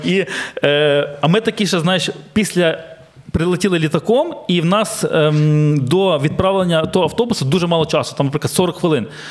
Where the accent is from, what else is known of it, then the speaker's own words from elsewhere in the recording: Ukraine; ми, українці